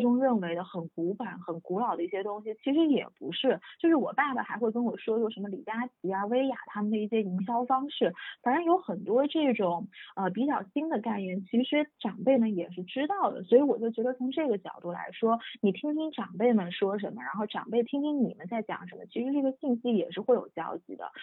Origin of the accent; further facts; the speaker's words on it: China; 作为一个中国人